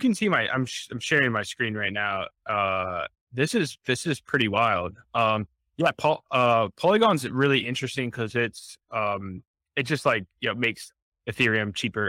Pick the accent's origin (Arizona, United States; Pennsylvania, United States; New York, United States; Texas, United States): Pennsylvania, United States; Pittsburgh; Well, I grew up in Pittsburgh and everything, so I'm a big Steelers.